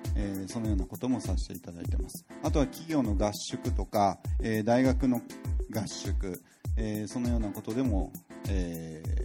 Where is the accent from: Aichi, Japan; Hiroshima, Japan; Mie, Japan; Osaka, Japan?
Osaka, Japan; also born or lived in Tokyo; now in Fukuoka, Japan; 僕は大阪の生まれです